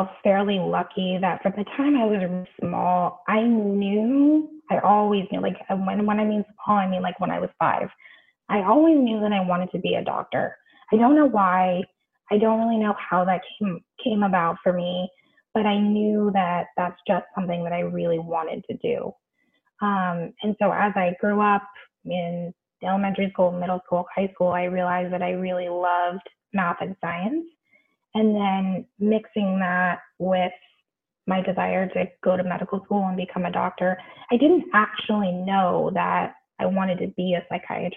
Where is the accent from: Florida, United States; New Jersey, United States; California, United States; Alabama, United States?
California, United States; Bay Area; I grew up in the Bay Area, which means that I spent a lot of time in San Francisco